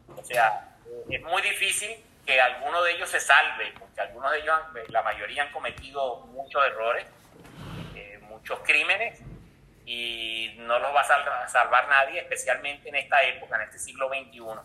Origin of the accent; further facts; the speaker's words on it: Venezuela; en el caso de Venezuela, que, somos un país de, una nación de, un país de inmigrantes